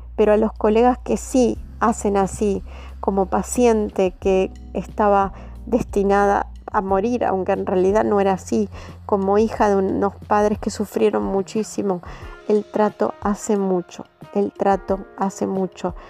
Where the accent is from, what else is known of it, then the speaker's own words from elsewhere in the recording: Argentina; como argentinos que somos